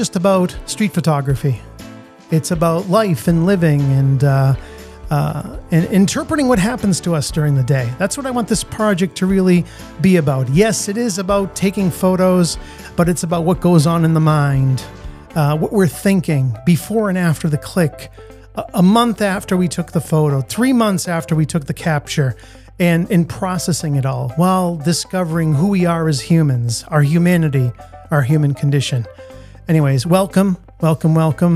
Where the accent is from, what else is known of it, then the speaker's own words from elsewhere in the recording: Italy; also born or lived in United States; now in Boston, United States; I had the fortune of being born here, but I also grew up in a different country. I grew up in Italy